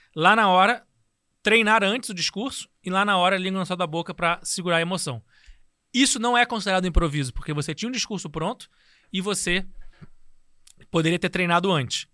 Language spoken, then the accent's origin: Portuguese; Rio de Janeiro, Brazil; Também sou tijucano. Nasci na Tijuca.